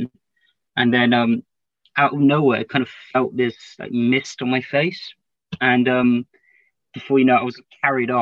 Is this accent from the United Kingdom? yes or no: yes; London, United Kingdom; also born or lived in Cardiff; I'm from East London